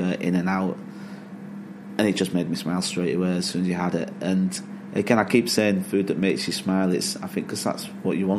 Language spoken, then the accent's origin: English; Hull, Yorkshire and the Humber, United Kingdom; moved away as an adult; also born or lived in London / Lake District / Scotland; now in Yorkshire, United Kingdom; Family were all in Hull. I grew up in Hull.